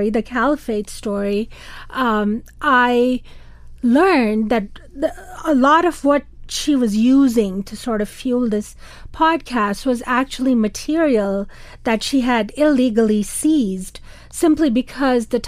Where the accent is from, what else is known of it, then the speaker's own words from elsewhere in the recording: Karachi, Sindh, Pakistan; moved away; I grew up in Karachi, in Pakistan's the largest city.